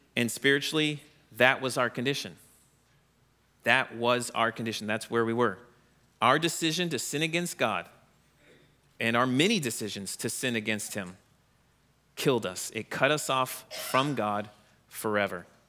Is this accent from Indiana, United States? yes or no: no; Orlando, Florida, United States; now in Wisconsin, United States; I grew up in Florida, near Orlando